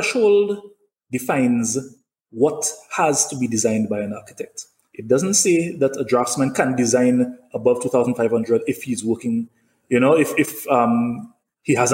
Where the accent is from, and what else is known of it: St. Lucia